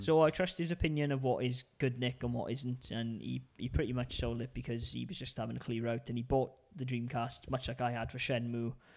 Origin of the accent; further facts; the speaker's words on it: United Kingdom; being British